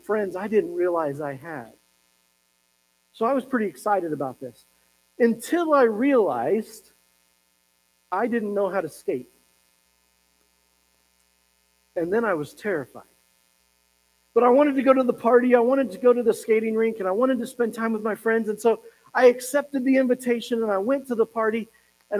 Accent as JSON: {"language": "English", "town": "Pueblo", "region": "Colorado", "country": "United States", "tie": "born or raised there", "said": "I was growing up in Pueblo, Colorado"}